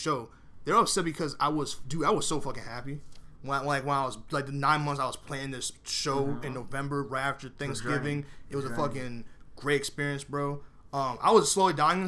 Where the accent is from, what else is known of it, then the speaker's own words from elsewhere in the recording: New York City, New York, United States; I was born in Bronx, New York